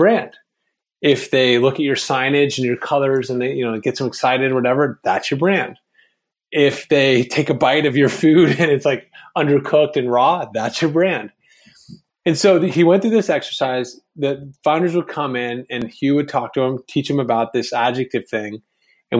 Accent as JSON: {"language": "English", "town": "Vienna", "region": "Virginia", "country": "United States", "tie": "born or raised there", "said": "the town I grew up in Vienna, Virginia"}